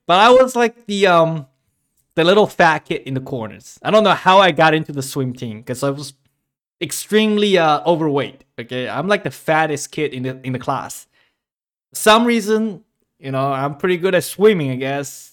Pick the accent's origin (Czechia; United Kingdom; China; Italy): China; moved away; my childhood, growing up in China